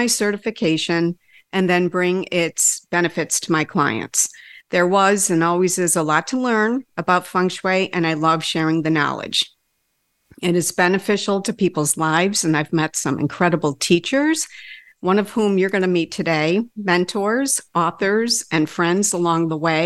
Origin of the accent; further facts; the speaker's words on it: Rochester, New York, United States; I was born and raised right here in Rochester, a city built on Lake Ontario in the Genesee River